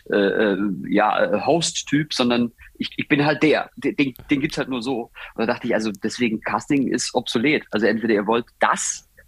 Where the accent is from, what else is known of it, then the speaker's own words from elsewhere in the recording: southwest Germany, Germany; weil ich komme ja auch von hier, ich bin ja aus dem Südwesten.